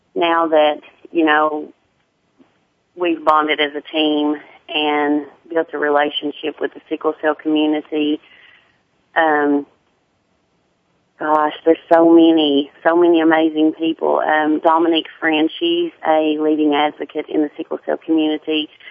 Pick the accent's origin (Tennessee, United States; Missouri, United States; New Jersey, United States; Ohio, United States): Tennessee, United States; accent: deep southern